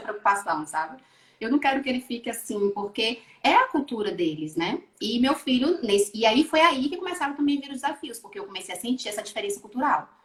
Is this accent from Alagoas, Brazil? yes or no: no; Bahia, Brazil; also born or lived in Rio de Janeiro, Brazil / Switzerland; now in Portugal; Eu saí da Bahia e fui para o Rio